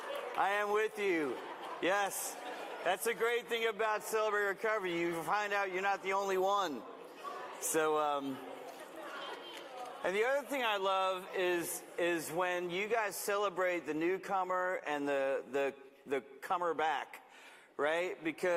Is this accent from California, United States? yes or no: yes; Manteca, California, United States; I'm from Manteca, way up the road, and I don't get a chance to get down here very often